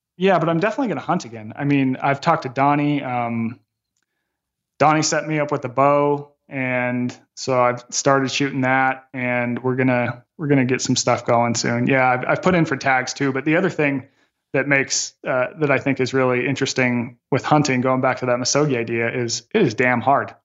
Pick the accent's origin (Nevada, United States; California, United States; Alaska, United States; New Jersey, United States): Nevada, United States; Las Vegas; my hometown of Las Vegas